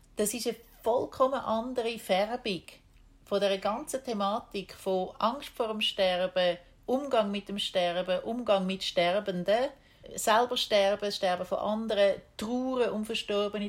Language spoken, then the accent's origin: German; Switzerland; moved away as an adult; ich bin keine typische Schweizerin